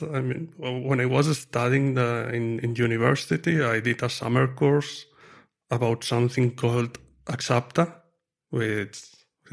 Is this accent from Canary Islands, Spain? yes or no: no; Lleida, Catalonia, Spain; moved away as an adult; also born or lived in Madrid, Spain; now in near Madrid, Spain; I'm from near Barcelona, a city called Lleida